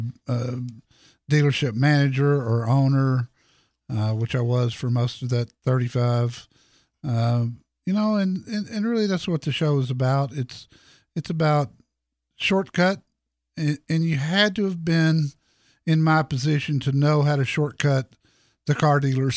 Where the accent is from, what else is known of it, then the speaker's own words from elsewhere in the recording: Dallas, Texas, United States; Dallas, Texas, my hometown